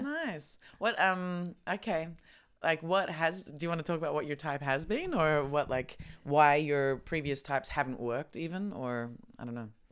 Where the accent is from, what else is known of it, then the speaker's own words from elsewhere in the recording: Australia; moved away; I come from Australia